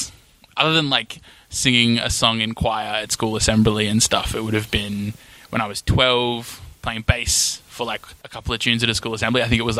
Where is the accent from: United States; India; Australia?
Australia; Perth, Western Australia; So I grew up in Sorrento and went to school there